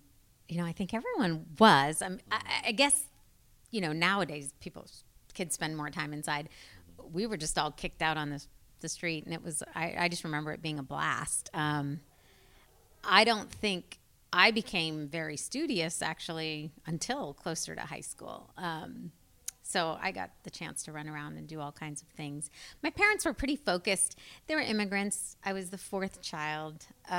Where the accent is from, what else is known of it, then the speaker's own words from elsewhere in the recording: the South, United States; now in Portland, United States; I really loved growing up in the South and I miss it.